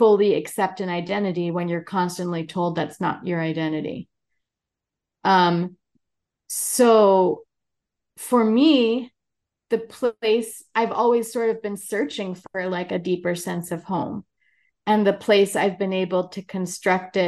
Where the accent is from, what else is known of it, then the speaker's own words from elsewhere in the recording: New York City, New York, United States; also born or lived in Brazil; I'm American and born and raised in New York